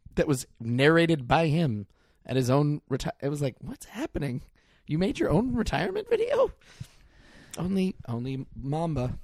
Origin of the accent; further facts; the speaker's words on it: Mill Valley, California, United States; I'm from Mill Valley